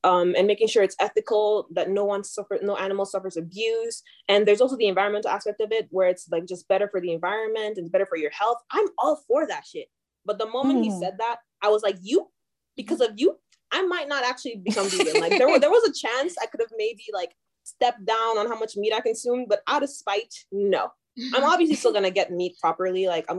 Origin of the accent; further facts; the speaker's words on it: Nigeria; moved away; also born or lived in Calgary, Canada; I'm from Nigerian